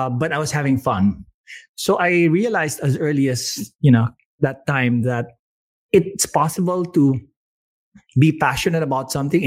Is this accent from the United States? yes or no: no; Manila, Metro Manila, Philippines; also born or lived in Baguio City, Philippines; I was born in Baguio City, one of the few people born in that city. And when I was young, we moved to Manila when my parents split up, but managed to go to La Salle